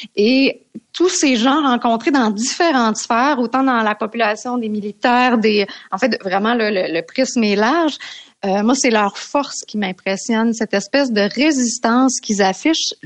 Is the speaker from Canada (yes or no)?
yes; Canada; on est Canadien